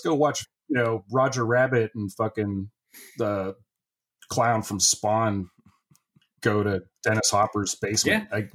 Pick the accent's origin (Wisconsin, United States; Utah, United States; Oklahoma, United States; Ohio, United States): Ohio, United States; Northeast; I'm only from a town in Northeast Ohio that had a lot of Italian people in it